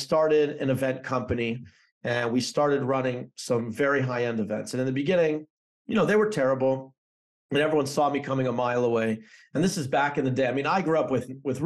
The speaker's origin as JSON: {"language": "English", "town": "Toronto", "region": "Ontario", "country": "Canada", "tie": "born or raised there", "also_born_or_lived": "New Jersey", "moved": "as an adult", "said": "So I'm from Canada. I grew up in Toronto."}